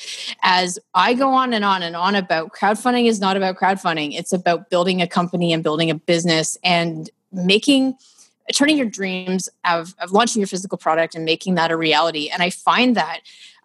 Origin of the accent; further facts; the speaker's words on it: Ottawa, Ontario, Canada; now in Toronto, Canada; I'm from Ottawa, which is our nation's capital